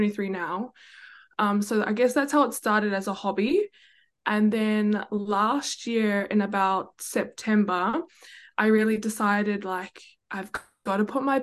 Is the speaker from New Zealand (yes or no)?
yes; New Zealand; now in Gold Coast, Australia; I'm based on the Gold Coast, but born and raised in New Zealand